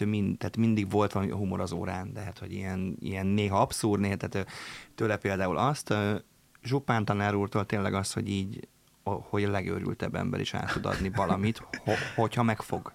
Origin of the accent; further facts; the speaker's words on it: Papkeszi, Veszprém County, Hungary; én egy papkeszi nevű településen nőttem föl, Balaton fűzfős, Balaton kenesek között